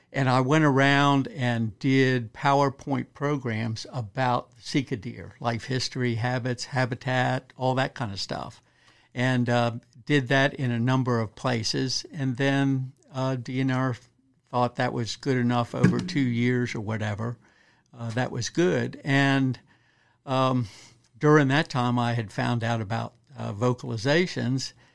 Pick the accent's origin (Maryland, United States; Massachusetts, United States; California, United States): Maryland, United States; Western; moved away as an adult; also born or lived in Kentucky; now in Eastern Shore, Maryland, United States; born and raised up in Western Maryland